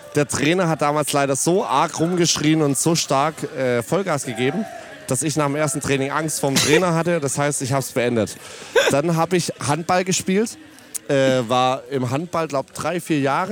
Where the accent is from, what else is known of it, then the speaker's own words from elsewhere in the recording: Ditzingen, Baden-Württemberg, Germany; ich komme tatsächlich aus Ditzingen